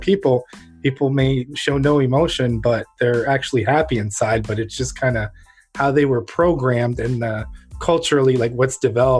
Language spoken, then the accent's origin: English; Ukraine; now in United States; I'm from Ukraine originally, and it's in Eastern Europe. So it was under kind of the Soviet bloc, under the Soviet Union.